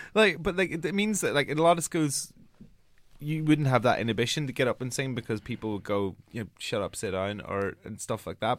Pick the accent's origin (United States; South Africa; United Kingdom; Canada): United Kingdom; Northern Ireland; accent: Northern Ireland accent; moved away; I'm from Ireland and, like, we're not, like, not a nation, like, notorious for our, um, dancing. But I come from a town which is, like, twenty thousand